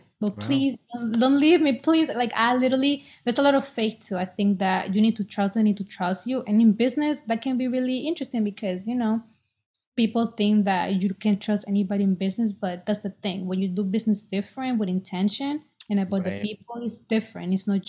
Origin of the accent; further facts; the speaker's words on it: Boston, Massachusetts, United States